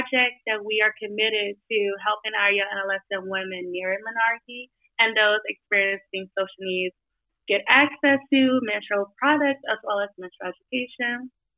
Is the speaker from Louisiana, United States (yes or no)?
yes; New Orleans, Louisiana, United States; now in Cleveland, United States; I am from New Orleans, if you haven't been able to tell yet.